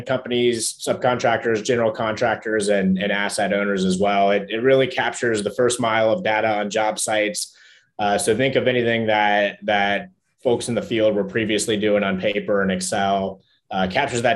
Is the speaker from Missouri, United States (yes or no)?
no; Cincinnati, Ohio, United States; moved away as an adult; now in San Francisco, United States; despite living in San Francisco now and being a tech entrepreneur, I grew up in Cincinnati, Ohio